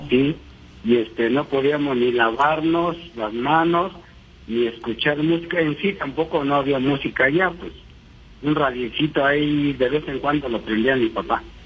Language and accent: Spanish; Huatulco, Oaxaca, Mexico; now in Cuautitlán Izcalli, Mexico; yo vengo de un rancho, por Huatulco, de Huatulco, de Valle de Huatulco